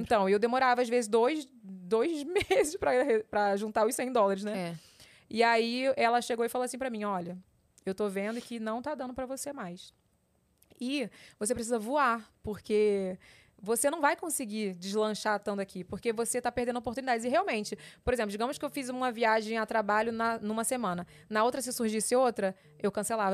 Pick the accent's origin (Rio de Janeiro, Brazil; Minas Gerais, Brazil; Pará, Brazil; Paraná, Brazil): Rio de Janeiro, Brazil; also born or lived in São Paulo; eu sou carioca raiz